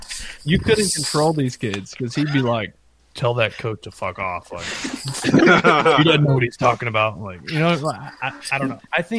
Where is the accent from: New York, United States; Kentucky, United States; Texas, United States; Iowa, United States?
Texas, United States; I grew up outside Dallas, small town, could go to Rangers games and actually like see him in person.